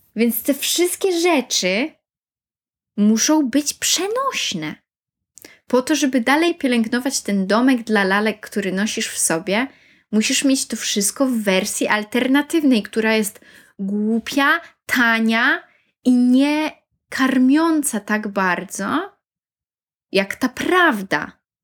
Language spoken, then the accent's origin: Polish; Poland; moved away as an adult; also born or lived in Warsaw, Poland; now in United Kingdom; miałam dwa lata po liceum życia w Polsce, w Warszawie, pracowania i też studiowania trochę przez rok